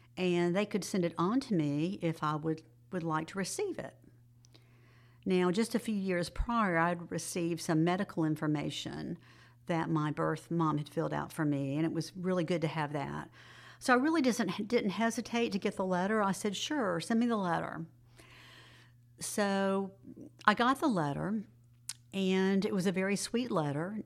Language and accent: English; Jacksonville, Florida, United States; moved away as an adult; also born or lived in Summerville, South Carolina; now in Greenville, United States; I grew up in Jacksonville, Florida, and went to Clemson